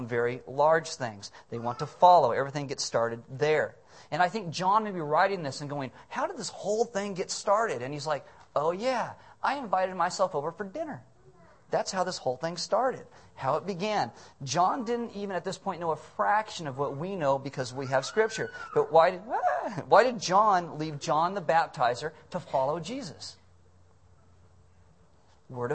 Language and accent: English; Santa Maria, California, United States; moved away as an adult; also born or lived in Iowa / Arizona; I was born in Santa Maria